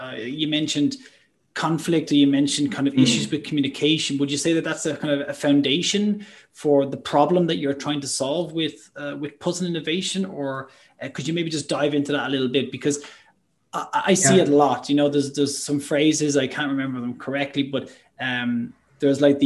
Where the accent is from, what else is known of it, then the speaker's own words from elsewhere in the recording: Ireland; I'm Irish